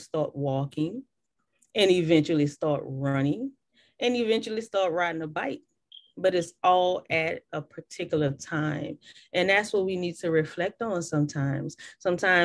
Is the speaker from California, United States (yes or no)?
no; New Orleans, Louisiana, United States; now in Houston, United States; I'm from New Orleans, and I grew up on bounce music